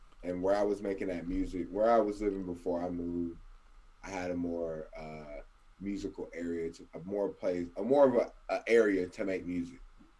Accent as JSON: {"language": "English", "region": "Alabama", "country": "United States", "said": "Hell yeah, I'm from Alabama, dude. Like, I mean, I've lived in hella places, but I've never lived anywhere like California."}